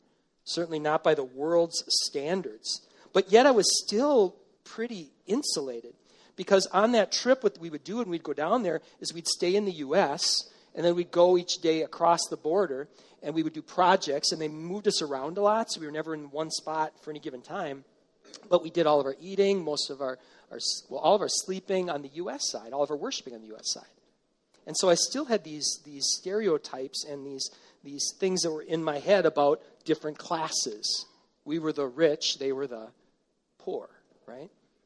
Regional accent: Hastings, Minnesota, United States; Went to Kennedy Elementary School in Hastings, Minnesota

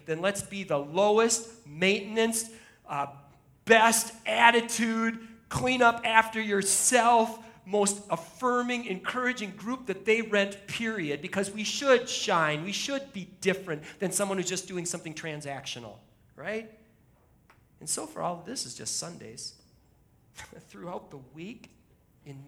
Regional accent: Shoreview, Minnesota, United States; this is my hometown. I live a mile and a half from here

